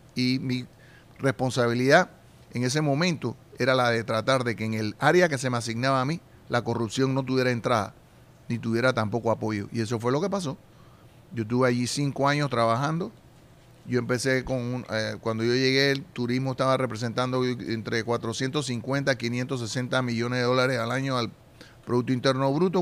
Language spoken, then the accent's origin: Spanish; Panama